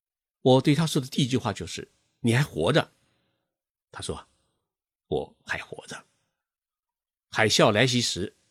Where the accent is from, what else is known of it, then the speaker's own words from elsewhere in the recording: China; now in Tokyo, Japan; 我们中国人看樱花，看的是一种热闹；